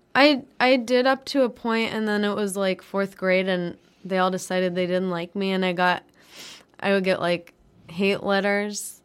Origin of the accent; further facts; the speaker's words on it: Denver, Colorado, United States; moved away; I'm from Denver.